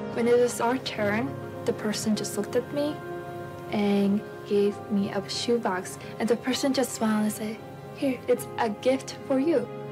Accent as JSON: {"language": "English", "country": "Latvia", "tie": "born or raised there", "moved": "yes", "said": "I'm from Latvia."}